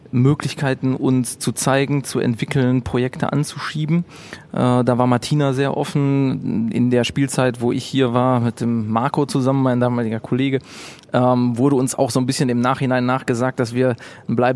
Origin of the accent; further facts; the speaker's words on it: Bochum, North Rhine-Westphalia, Germany; Äh, ich bin in Bochum geboren und war immer hier total verwurzelt äh, mit, mit meiner Stadt, so, weiß nicht, Ich bin bin lokalpatriotisch schon aufgewachsen